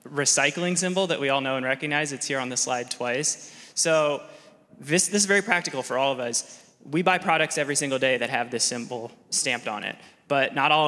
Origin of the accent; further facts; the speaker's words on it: Midwest, United States; moved away as an adult; now in California, United States; I grew up in the Midwest.